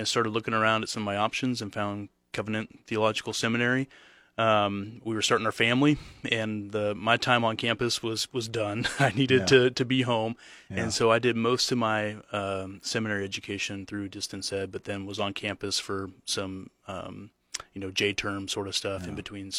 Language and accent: English; Geneva, Nebraska, United States; also born or lived in Saint Louis, Missouri; I grew up here. I grew up in Geneva, Nebraska, about an hour southwest of Lincoln.